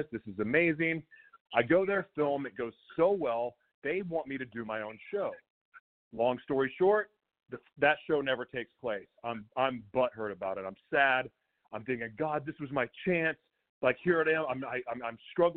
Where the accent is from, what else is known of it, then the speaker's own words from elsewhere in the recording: Oklahoma, United States; I grew up in Oklahoma